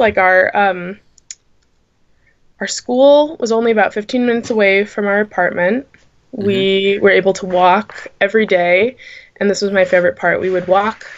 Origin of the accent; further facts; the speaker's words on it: United States; also born or lived in Thailand / Texas; I was born in Texas, but I moved right as I turned like 6 months old.